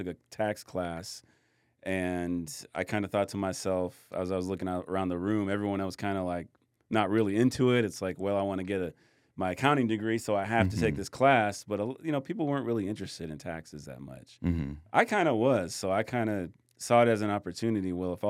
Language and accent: English; Michigan, United States; moved away; I grew up in Michigan, so we had gloves and hats and everything.